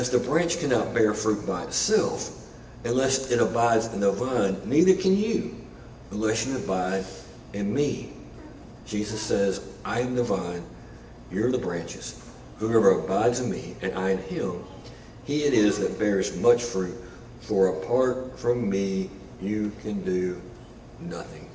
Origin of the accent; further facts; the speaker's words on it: Arkansas, United States; moved away as an adult; also born or lived in Memphis; Larissa and I grew up in Arkansas in some pretty wide open spaces